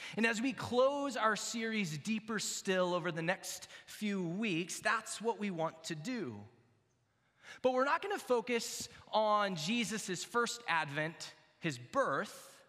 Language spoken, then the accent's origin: English; Texas, United States; now in Iowa, United States; I grew up in Texas and I'm actually becoming an Iowan, I think, officially